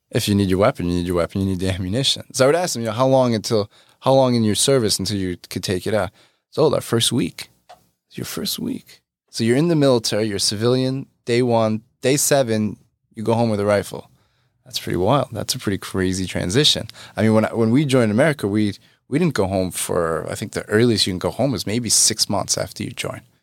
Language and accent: English; New York, United States; I'm not from Texas, I'm from New York